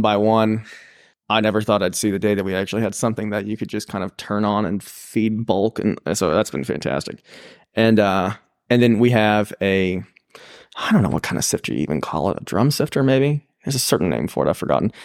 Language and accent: English; Pickens, South Carolina, United States; growing up in Pickens